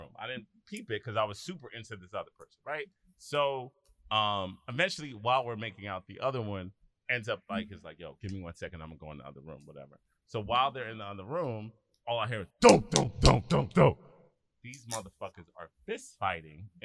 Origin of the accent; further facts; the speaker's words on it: Philadelphia, Pennsylvania, United States; I was growing up in Philly